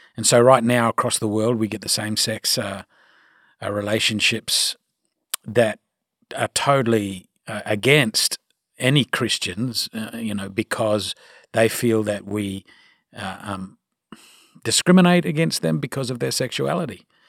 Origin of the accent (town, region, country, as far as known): Australia; accent: Australian; now in United States